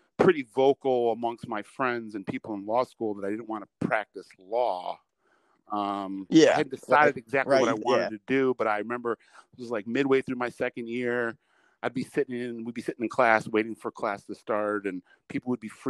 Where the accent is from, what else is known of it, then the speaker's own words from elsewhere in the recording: Detroit, Michigan, United States; also born or lived in Chicago; I'm from Detroit.